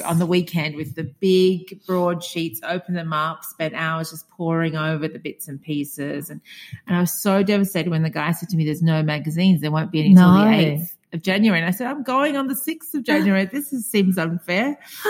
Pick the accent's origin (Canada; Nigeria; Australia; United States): Australia; moved away as an adult; now in Hamburg, Germany; I haven't been to Australia for 4 years, but I still feel Australian. Yeah. I still say I'm Australian.